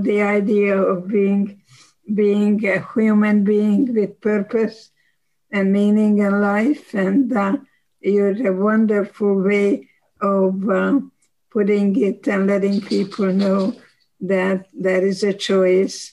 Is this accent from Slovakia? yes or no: yes; Košice, Košice Region, Slovakia; English is a second language; moved away as an adult; now in United States; I was born in 1927 in Košice, Czechoslovakia